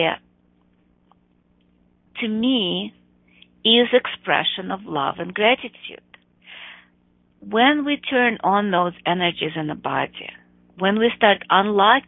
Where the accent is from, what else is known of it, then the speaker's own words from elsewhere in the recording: Chicago, Illinois, United States; my hometown, Chicago